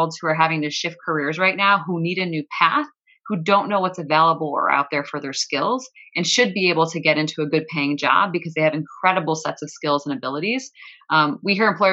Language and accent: English; Buffalo, New York, United States; I grew up in Buffalo.